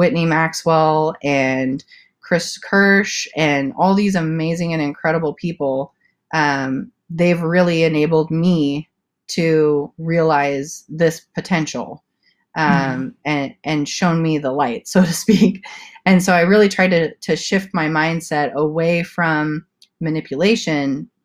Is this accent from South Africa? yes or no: yes; South Africa; moved away as an adult; also born or lived in Santa Cruz, California; now in California, United States; I was born and raised in South Africa, and I spent my preteen years in Santa Cruz, California. And then I moved back to South Africa, and I did eighth grade through college. And then I moved back to California after that, at the age of 19